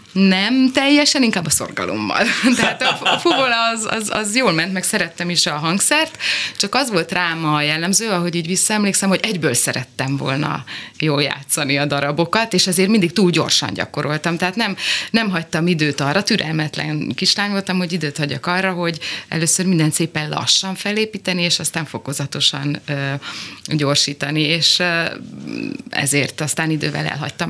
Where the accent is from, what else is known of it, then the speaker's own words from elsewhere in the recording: Zalaegerszeg, Zala, Hungary; Igen, én ott nőttem föl